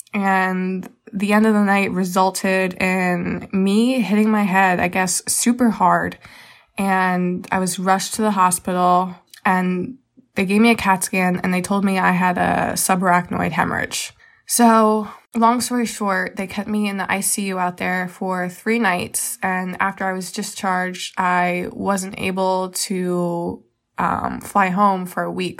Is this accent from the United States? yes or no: yes; Reading, Pennsylvania, United States; I am from Reading, Pennsylvania